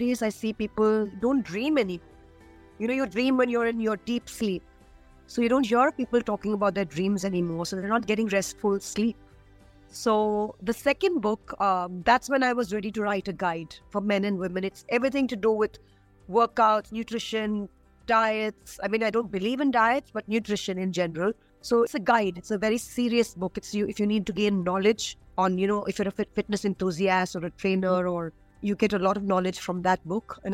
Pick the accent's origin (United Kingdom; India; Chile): India; As an Indian woman